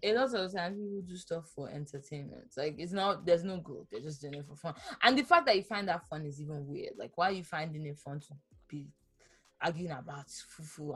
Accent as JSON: {"language": "English", "town": "Ibadan", "region": "Oyo", "country": "Nigeria", "tie": "born or raised there", "moved": "yes", "said": "I actually have people I grew up with in Ibadan"}